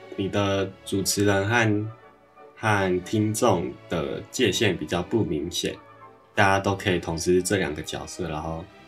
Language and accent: Chinese; Taoyuan, Taiwan; 我是桃园人，所以 我先在桃园后站集合